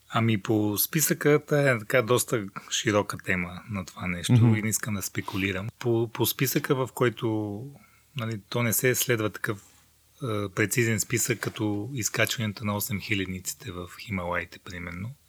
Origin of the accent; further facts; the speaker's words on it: Rhodope Mountains, Bulgaria; also born or lived in Mongolia; в детските години израснах в родопите в България